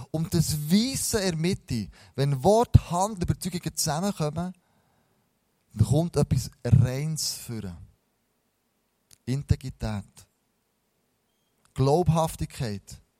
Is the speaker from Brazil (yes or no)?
no; Switzerland; dann kommen wir in eine Haltung zurück, als Schweizer, total seriös.